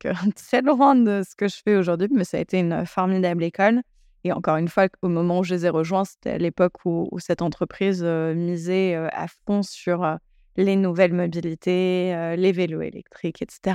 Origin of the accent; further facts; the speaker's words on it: Paris, Île-de-France, France; J'ai grandi à Paris dans une famille très cosmopolite et multiculturelle j'ai fréquenté des écoles bilingues plus jeunes